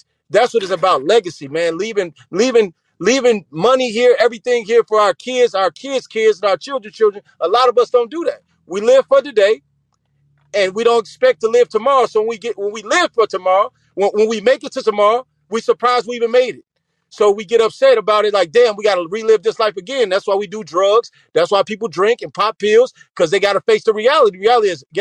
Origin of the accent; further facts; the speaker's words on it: Chicago, Illinois, United States; I'm from Chicago, grew up in a Boys and Girls Club